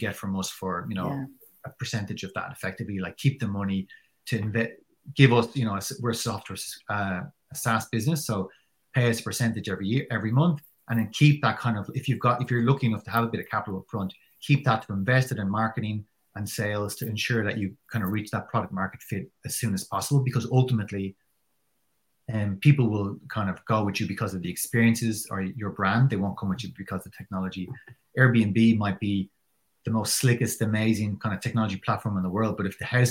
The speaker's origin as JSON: {"language": "English", "country": "Ireland", "said": "as an Irish person who probably doesn't really come from that kind of culture"}